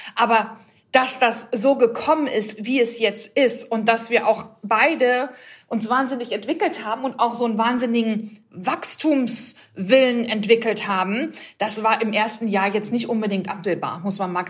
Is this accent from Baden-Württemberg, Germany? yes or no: no; Bochum, North Rhine-Westphalia, Germany; now in Hamburg, Germany; dass ich ähm, aus dem Ruhrgebiet komme und äh, als Bochumer Mädchen ähm, aufgewachsen